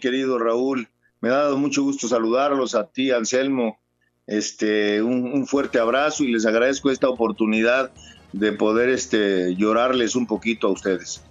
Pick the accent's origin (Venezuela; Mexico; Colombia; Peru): Mexico; moved away as an adult; also born or lived in El Salvador